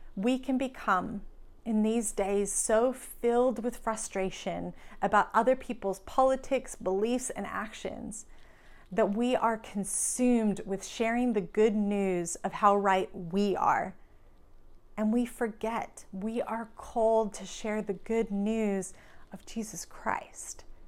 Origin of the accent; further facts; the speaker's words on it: Australia; now in United States; I'm from Australia